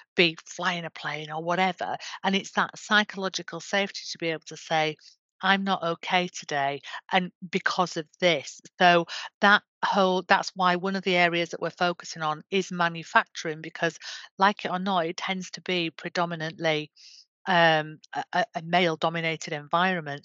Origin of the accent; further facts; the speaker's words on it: Yorkshire and the Humber, United Kingdom; I'm from Yorkshire